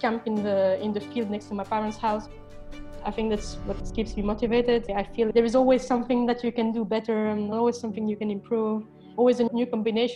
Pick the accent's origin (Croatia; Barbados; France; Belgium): Belgium; Brussels, Brussels-Capital Region; moved away as an adult; also born or lived in Porto, Portugal; now in London, United Kingdom; I'm from Belgium originally, although now I live in London